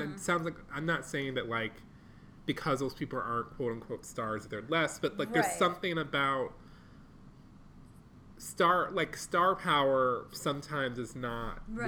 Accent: Detroit, Michigan, United States; I'm from Detroit, Michigan

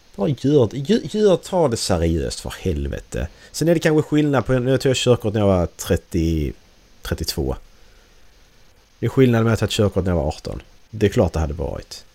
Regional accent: Sweden; vårt ledord som svenskar

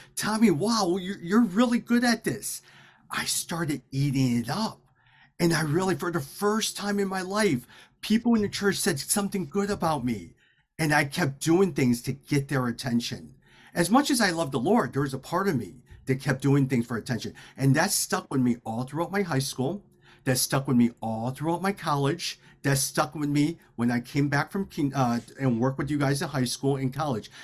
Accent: Chicago, Illinois, United States; My parents immigrated to Chicago in 1972. I was born in 1977. We grew up in the Chinatown area, but also in the area of Bridgeport

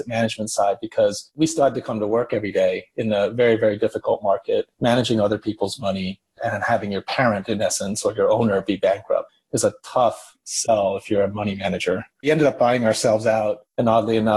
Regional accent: Tokyo, Japan; moved away as an adult; now in New York City, United States; I'm originally from Tokyo, Japan. I grew up through high school. I was in Tokyo. And then I came to college in the States.

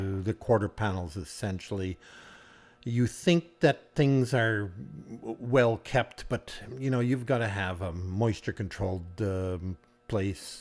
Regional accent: Cudworth, Saskatchewan, Canada; grew up on the farm

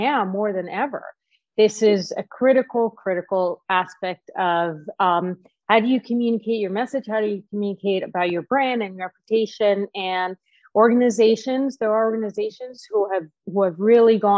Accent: Cairo, Cairo Governorate, Egypt; I was actually born and raised in Cairo, Egypt

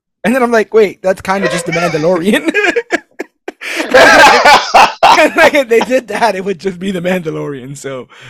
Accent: New York City, New York, United States; From the dialect, obviously, it's, I was born and raised in New York City, so all that's there.

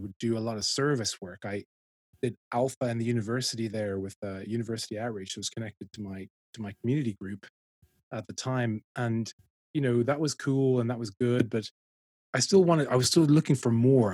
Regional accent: Dublin, Leinster, Ireland; moved away as an adult; also born or lived in London; I'm from Dublin, worked in London

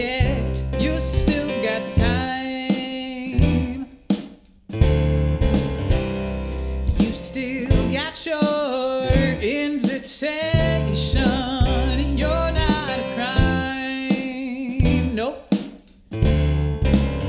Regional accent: United Kingdom; accent: British; now in United States; I'm British, I have this lovely accent

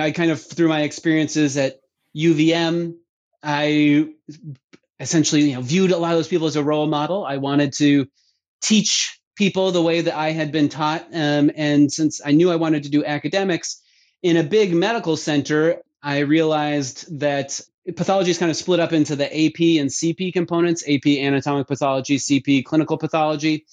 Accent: Vermont, United States; moved away; I grew up in Vermont, uh, being a ski patroller

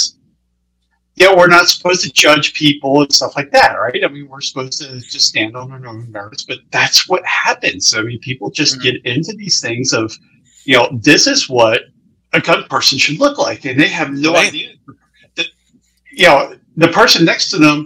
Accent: just outside of Philadelphia, Pennsylvania, United States; moved away; also born or lived in Maryland / Delaware / Montana; I grew up just outside of Philly.

